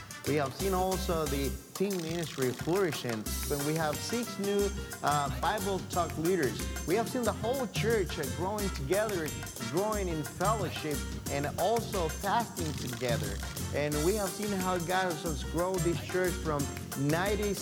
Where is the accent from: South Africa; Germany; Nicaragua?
Nicaragua; moved away; also born or lived in Boston, United States; this is my home country